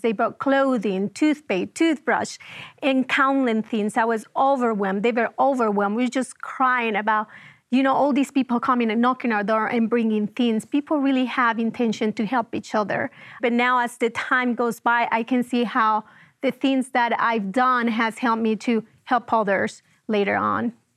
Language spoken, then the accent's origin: English; Venezuela; moved away as an adult; I was born and raised in Venezuela, and, um, I moved out of the country when I was almost twenty-five years old.